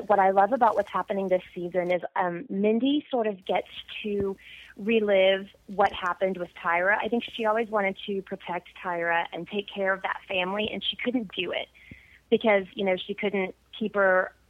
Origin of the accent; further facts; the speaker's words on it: Arlington, Texas, United States; I'm from Arlington, Texas, and it's not a terribly small town at all, but it is very ridden by high school football and high school sports